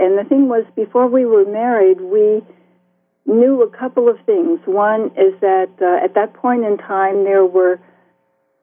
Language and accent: English; Bloomfield, New Jersey, United States; moved away as an adult; also born or lived in Iowa City, Iowa / Crow Creek Reservation, South Dakota / South Carolina / Samoa; I grew up in Bloomfield, New Jersey in the 40s and 50s.